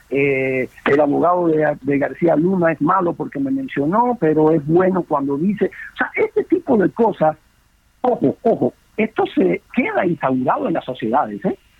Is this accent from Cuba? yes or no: yes; Cuba; moved away; Yo, cuando salí de Cuba